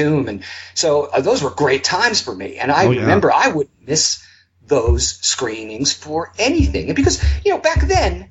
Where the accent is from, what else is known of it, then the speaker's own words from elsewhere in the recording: Long Island, New York, United States; I grew up on Long Island in New York.